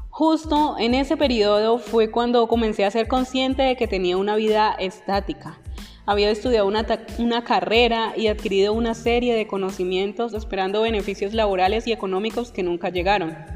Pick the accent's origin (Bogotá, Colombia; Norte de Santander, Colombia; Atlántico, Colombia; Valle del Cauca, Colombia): Valle del Cauca, Colombia; Palmira; also born or lived in Medellín; Tengo 39 años, nací en la ciudad de Medellín, Antioquia. Cuando era niño nos mudamos al Valle del Cauca, específicamente en Palmira. Allí crecí